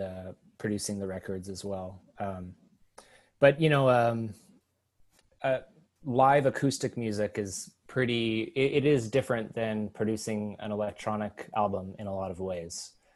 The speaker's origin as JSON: {"language": "English", "town": "Thunder Bay", "region": "Ontario", "country": "Canada", "tie": "born or raised there", "moved": "yes", "lives_now": "Toronto, Canada", "said": "I grew up in Thunder Bay, Ontario, which is about a 16-hour drive from here, northwest"}